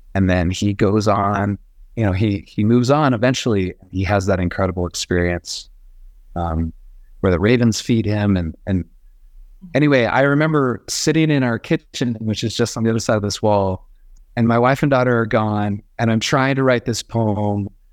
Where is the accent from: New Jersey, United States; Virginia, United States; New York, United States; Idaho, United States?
Idaho, United States; Boise; now in Bogota, Colombia; I'm from Boise.